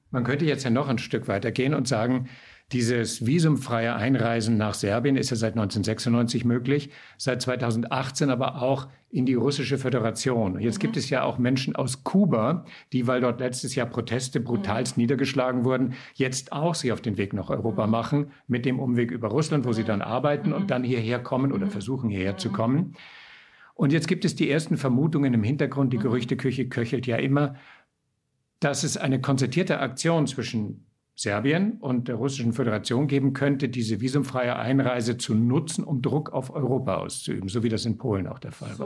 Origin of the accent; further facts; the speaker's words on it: Austria; bei uns in Österreich